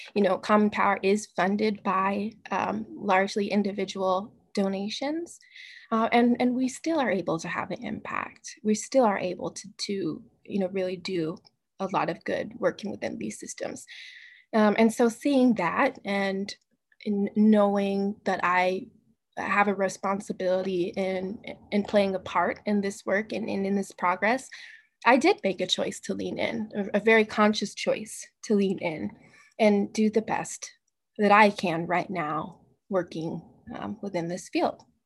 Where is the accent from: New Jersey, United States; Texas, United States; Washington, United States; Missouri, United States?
Washington, United States; Tacoma; moved away as an adult; now in Seattle, United States; I was born in Tacoma, Washington. My family's from Tacoma, Washington